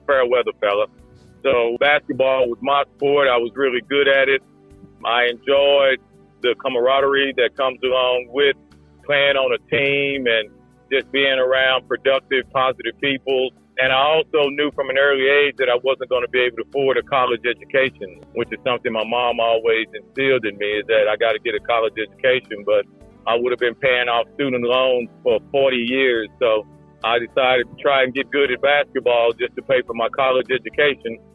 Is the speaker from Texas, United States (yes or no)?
yes; Dallas, Texas, United States; moved away as an adult; also born or lived in Oklahoma; now in Perth, Australia; I grew up in Dallas, Texas, gridiron country, football as they call it